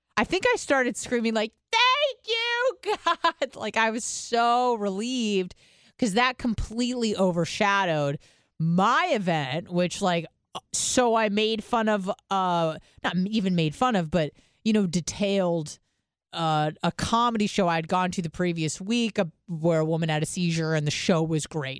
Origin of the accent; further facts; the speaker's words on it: San Diego, California, United States; I'm from San Diego